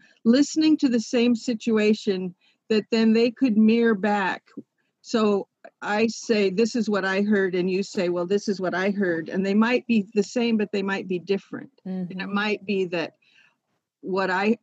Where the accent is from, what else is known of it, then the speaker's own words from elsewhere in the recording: West Coast, United States; I was from the West Coast